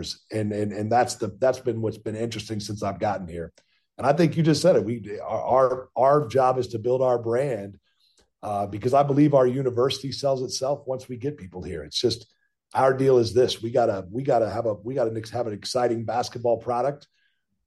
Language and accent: English; Kansas City, United States; moved away as an adult; now in High Point, United States; I grew up in Kansas City